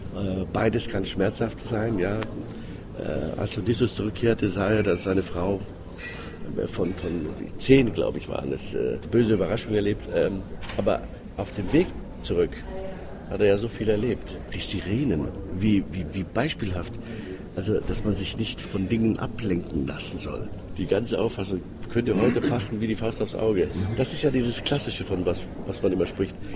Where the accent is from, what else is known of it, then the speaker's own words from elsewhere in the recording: Greece; German is a second language; moved away; als Grieche